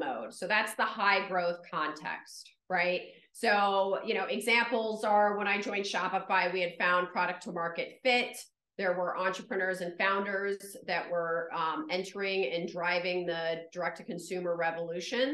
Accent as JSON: {"language": "English", "region": "New York", "country": "United States", "said": "I'm a New Yorker"}